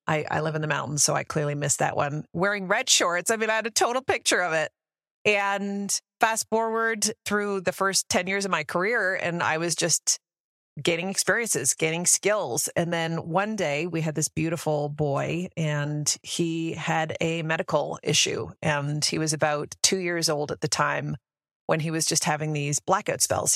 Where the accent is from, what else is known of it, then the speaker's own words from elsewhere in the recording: Canada; moved away as an adult; also born or lived in Denver, Colorado; now in United States; I actually born and raised in Canada, moved down to the U S ten years ago